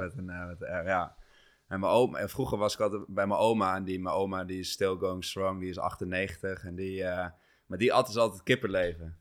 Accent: Achterhoek, Gelderland, Netherlands; moved away; ik kom oorspronkelijk uit de Achterhoek

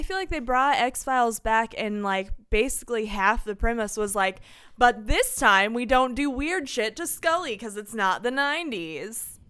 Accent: Terre Haute, Indiana, United States; born or raised there

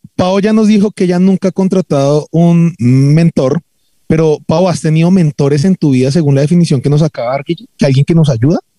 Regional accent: Bogotá, Bogotá Capital District, Colombia; en Colombia, los bogotanos, todos, entonces nos volvimos gente que, que le gusta hablar más estilizadamente

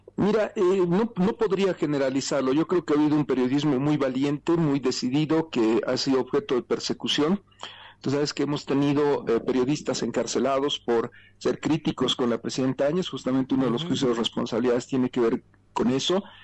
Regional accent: Bolivia

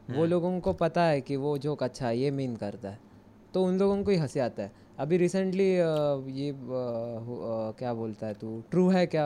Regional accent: Maharashtra, India; now in Mumbai, India; मैं मराठी हूँ और मेरा कोकण कोकण मतलब कोकण में मैं जन्म लिया था

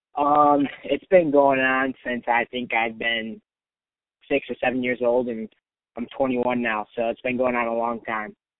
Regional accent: Chicago west suburbs, Illinois, United States; moved away as an adult; now in Ames, United States; I live about four and a half hours away, my hometown, from Ames

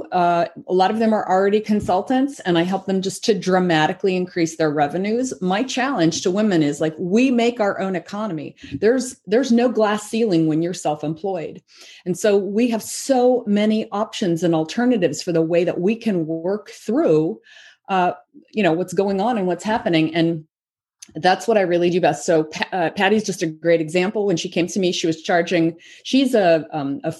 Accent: the South, United States; when I was growing up in the South

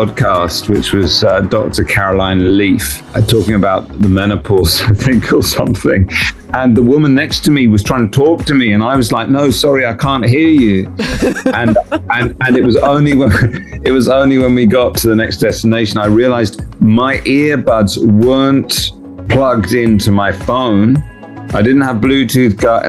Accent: England, United Kingdom; we're English

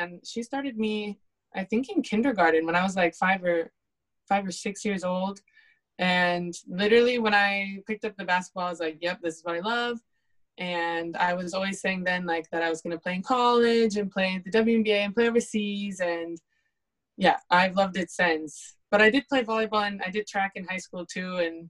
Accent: Pullman, Washington, United States; also born or lived in Colorado; So I was born in Colorado. I've grown up in Pullman, this little tiny town in the middle of nowhere in Washington.

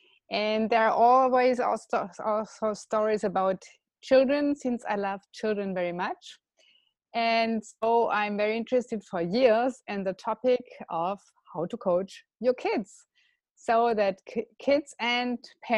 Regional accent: Berlin, Germany; I'm from Berlin, Germany.

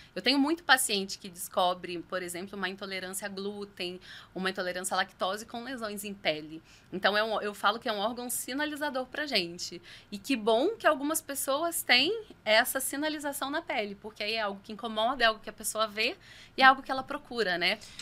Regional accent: São Lourenço, Minas Gerais, Brazil; moved away as an adult; also born or lived in Rio de Janeiro / Itajubá; now in São José dos Campos, Brazil; sou mineira, nasci na cidade de São Lourenço, no sul de Minas, e estou em São José dos Campos há exatos oito anos

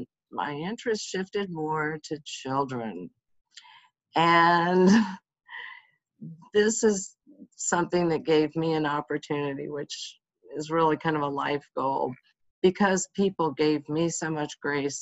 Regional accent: United States; I grew up outside of Washington, D.C.

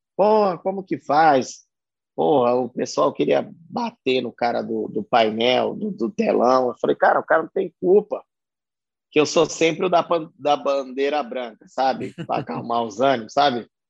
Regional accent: Pirituba, São Paulo, Brazil; eu, de onde eu vim, o certo era eu trabalhar numa fábrica de instrumento cirúrgico e ficar por Pirituba mesmo.

